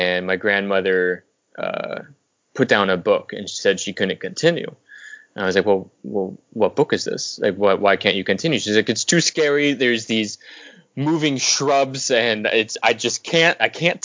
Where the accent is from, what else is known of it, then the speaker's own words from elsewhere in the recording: Southern California, United States; now in Los Angeles, United States; I'm from Southern California. I was born about an hour outside LA.